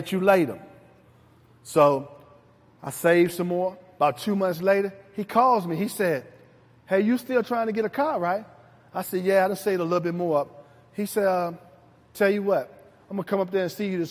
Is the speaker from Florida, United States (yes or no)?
no; Richmond, Virginia, United States; I grew up in Jackson Ward